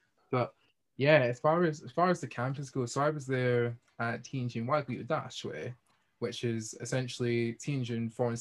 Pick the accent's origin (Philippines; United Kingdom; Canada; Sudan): United Kingdom; Hamilton, Scotland; I'm from Hamilton, I'm from Glasgow area.